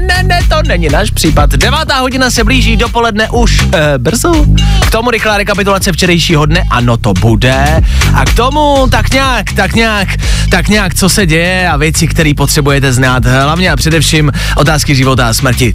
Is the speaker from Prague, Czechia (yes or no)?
no; Plzeň, Plzeň Region, Czechia; Já jsem kluk z Plzně